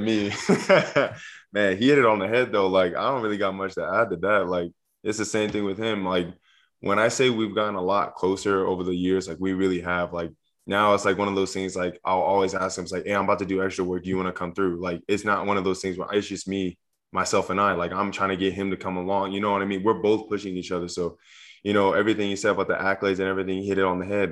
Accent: Southern California, United States; moved away; I grew up in Southern California

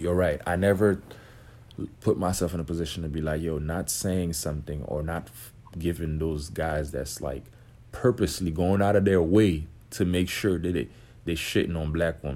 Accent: Haiti; I grew up, I'm from Haiti

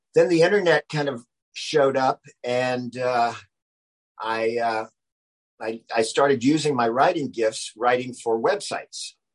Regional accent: Charleston, South Carolina, United States; moved away as an adult; also born or lived in New York; now in Los Angeles, United States; I grew up in Charleston, South Carolina, which is a, just an amazing place to grow up

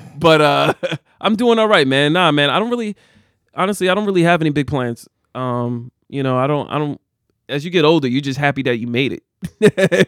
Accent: Jersey City, New Jersey, United States; I grew up in the eighties, I grew up in Jersey City.

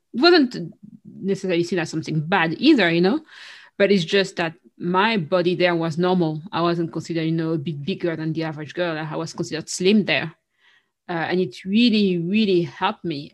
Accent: Paris, Île-de-France, France; moved away as an adult; now in London, United Kingdom; growing up in Paris, especially in Paris, which is even more than the rest of France

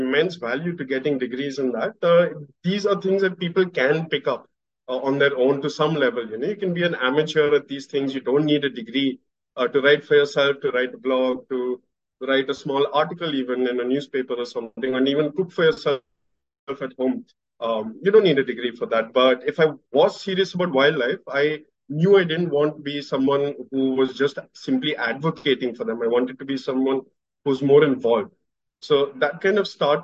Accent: Pune, Maharashtra, India; I was born and brought up in Pune

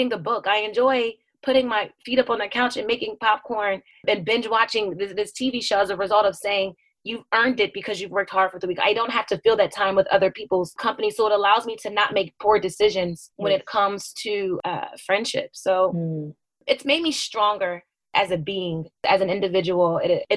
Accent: United States; also born or lived in New Jersey / Philadelphia, Pennsylvania; now in Delaware, United States; I grew up in New Jersey and Philadelphia, and that's where my family is

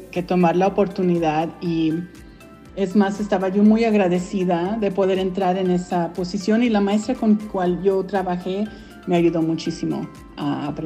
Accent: Colorado, United States; also born or lived in Mexico City, Mexico / Texas; Y yo nací en México, DF, y me vine a los cinco años a los Estados Unidos. Y de ahí yo crecí en diferentes estados, estuve en Texas y luego, me moví a Colorado

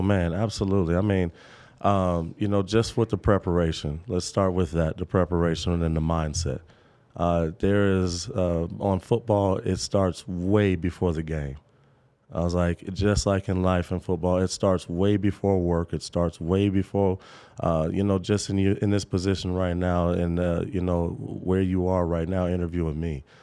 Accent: Topeka, Kansas, United States; I'm from Topeka, Kansas

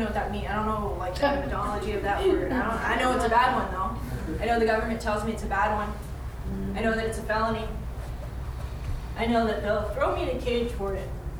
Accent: Arizona, United States; I'm from Arizona

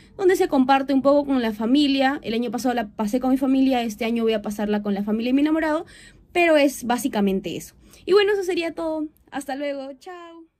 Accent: Huancayo, Junín, Peru; also born or lived in Lima / Chiclayo; viví la mayoría de mi infancia en esta provincia, viví 10 años, toda mi infancia realmente

